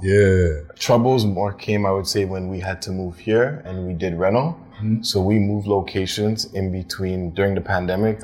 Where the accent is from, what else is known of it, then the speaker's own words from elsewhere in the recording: Toronto, Ontario, Canada; I'm from Toronto